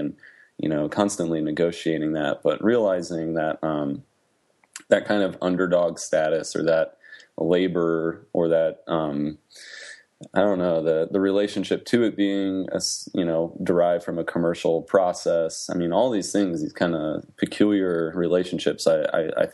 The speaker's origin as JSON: {"language": "English", "region": "Midwest", "country": "United States", "moved": "as an adult", "lives_now": "Middle Tennessee, United States", "said": "I am a Midwesterner"}